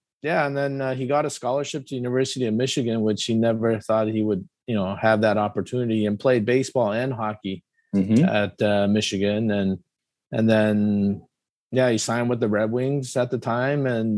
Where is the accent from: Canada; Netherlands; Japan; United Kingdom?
Japan; Tokyo; born there; So I was born in Tokyo, Japan, and my father's second generation Japanese Canadian. And my mother's Japanese.